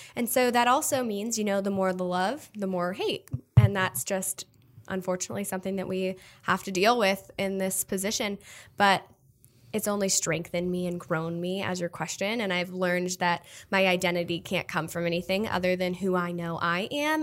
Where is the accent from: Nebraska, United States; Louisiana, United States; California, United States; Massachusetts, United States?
Nebraska, United States; Omaha; moved away as an adult; also born or lived in Texas; now in New York City, United States; I'm born and raised in Nebraska, but I went to college in Texas